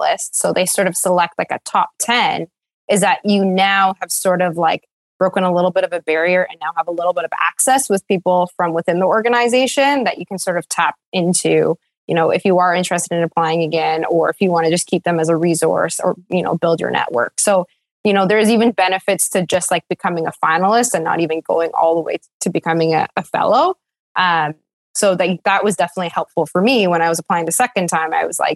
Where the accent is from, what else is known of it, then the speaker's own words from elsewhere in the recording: Ottawa, Ontario, Canada; moved away as an adult; now in Toronto, Canada; I'm from Ottawa originally